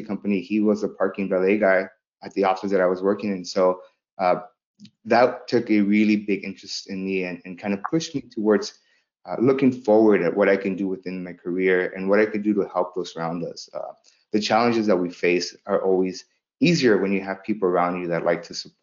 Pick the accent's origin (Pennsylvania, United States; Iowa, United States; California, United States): California, United States; Los Angeles; also born or lived in El Salvador; Growing up in South Central Los Angeles